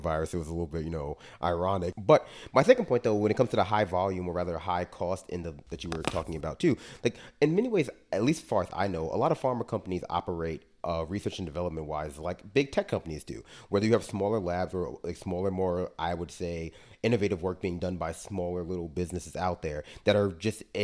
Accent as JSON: {"language": "English", "town": "New York City", "region": "New York", "country": "United States", "said": "I'm from Brooklyn."}